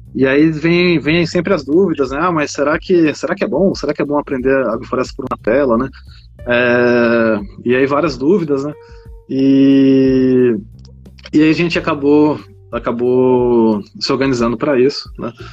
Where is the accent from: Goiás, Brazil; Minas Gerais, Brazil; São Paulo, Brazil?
Goiás, Brazil; moved away; also born or lived in Piauí; cresci em Goiás, né, na Chapada dos Veadeiros, onde meu pai tinha fazendas